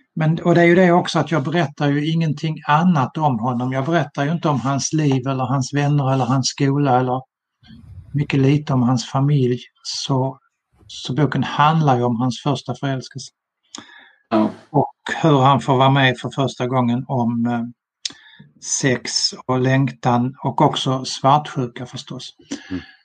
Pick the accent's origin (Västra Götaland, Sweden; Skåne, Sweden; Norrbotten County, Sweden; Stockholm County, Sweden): Skåne, Sweden; Malmö; now in Sölvesborg, Sweden; 1964 i Malmö när jag var tio år